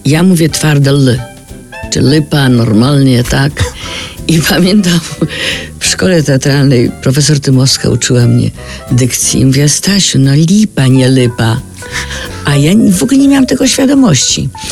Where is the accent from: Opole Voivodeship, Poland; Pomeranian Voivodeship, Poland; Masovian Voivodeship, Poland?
Masovian Voivodeship, Poland; Warsaw; accent: hard L; do tej kamienicy tam blisko, gdzie się urodziłam